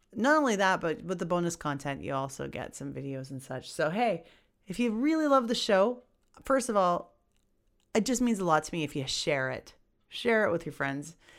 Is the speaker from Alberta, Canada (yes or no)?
yes; Edmonton, Alberta, Canada; here in my hometown of Edmonton